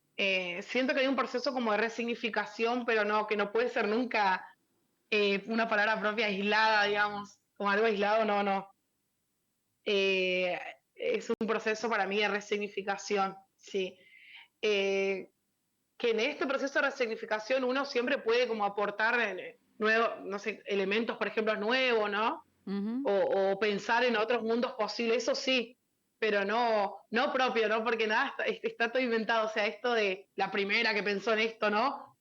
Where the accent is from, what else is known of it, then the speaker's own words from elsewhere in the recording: Buenos Aires, Argentina; moved away as an adult; now in Formosa, Argentina; vivía en Buenos Aires, en, mi, en la primaria y la, y la, secundaria la hice en Buenos Aires. Nací acá en Formosa, pero hice primaria y secundaria allá